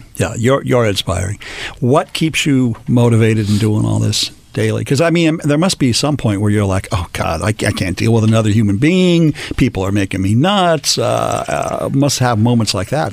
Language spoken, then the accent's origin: English; Los Angeles, California, United States; I was born in Lincoln Heights